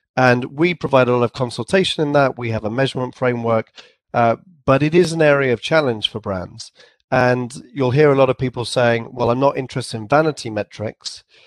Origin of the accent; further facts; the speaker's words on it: England, United Kingdom; accent: English; I had my English accent, and I probably pronounced it too too formally, like a sort of a, an English accent